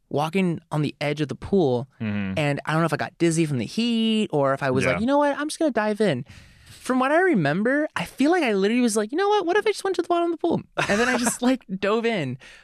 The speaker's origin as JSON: {"language": "English", "town": "Santiago", "region": "Santiago Metropolitan Region", "country": "Chile", "tie": "born there", "said": "So, I mean, I was born in Chile, Santiago, but my dad was like an engineer."}